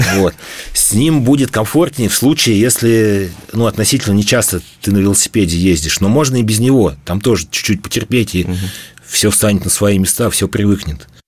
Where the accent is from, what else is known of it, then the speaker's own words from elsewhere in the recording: Bashkortostan, Russia; Башкирию мы там родились, всю жизнь живем, и мы ее прекрасно знаем